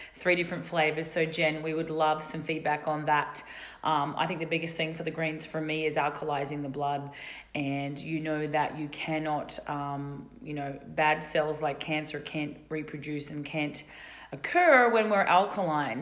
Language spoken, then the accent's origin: English; Australia; now in Colorado, United States; our fellow Aussies here